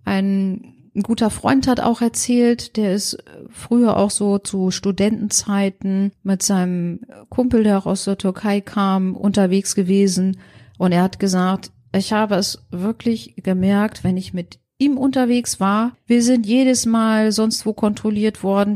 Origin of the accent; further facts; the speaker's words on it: Germany; ich als Deutsche